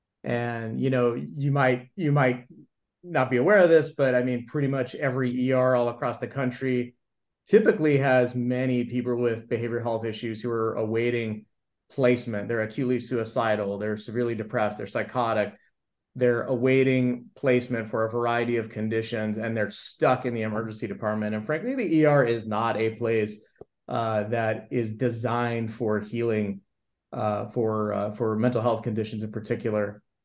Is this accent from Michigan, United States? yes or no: no; Los Angeles, California, United States; I grew up in the Valley in LA, and my mother was really into a lot of that kind of stuff.